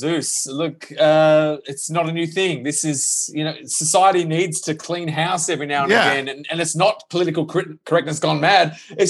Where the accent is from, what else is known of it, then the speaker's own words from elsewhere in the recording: Birmingham, West Midlands, United Kingdom; They need to say where they're from in the accent for me to fully understand. I'm from Birmingham.